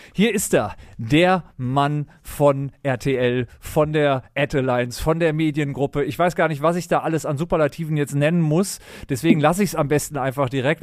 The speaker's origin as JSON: {"language": "German", "town": "Düsseldorf", "region": "North Rhine-Westphalia", "country": "Germany", "tie": "born or raised there", "also_born_or_lived": "Berlin", "moved": "as an adult", "said": "als gebürtiger Düsseldorfer in Berlin gelebt"}